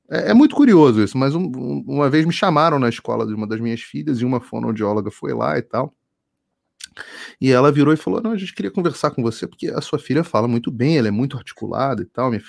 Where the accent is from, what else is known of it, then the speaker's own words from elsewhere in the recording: Rio de Janeiro, Brazil; Sou carioca.